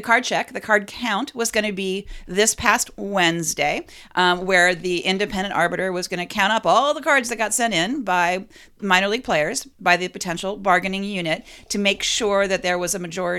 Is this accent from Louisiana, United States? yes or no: no; Cleveland, Ohio, United States; I'm from Cleveland.